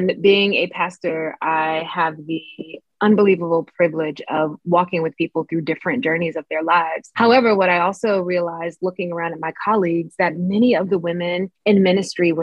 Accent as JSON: {"language": "English", "region": "Mississippi", "country": "United States", "tie": "born or raised there", "said": "I grew up in the Black Baptist Church in Mississippi"}